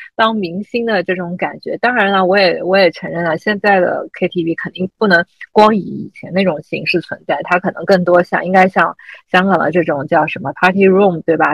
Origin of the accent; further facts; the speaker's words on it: Shanghai, China; moved away as an adult; 我记得我三十岁生日的时候，当时因为也是不在上海，所以，但是为了生日请大家一起玩儿，所以就特地回到上海